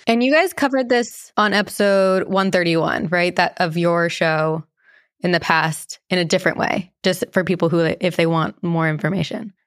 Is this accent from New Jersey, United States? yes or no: yes; New Jersey, United States; I grew up in New Jersey